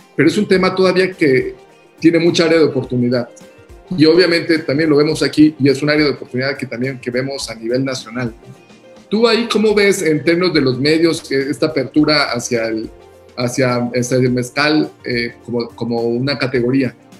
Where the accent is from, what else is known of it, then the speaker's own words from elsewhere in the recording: Mexico; also born or lived in Mexico City / Oaxaca; nosotros como mexicanos